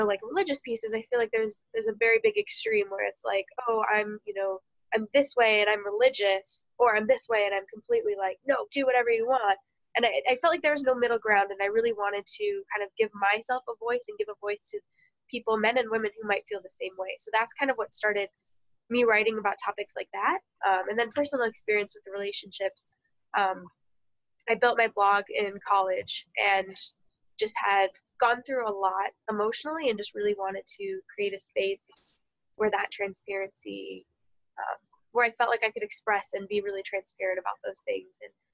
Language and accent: English; Naperville, Illinois, United States; moved away; also born or lived in Iowa; I grew up in suburban Chicago, Naperville area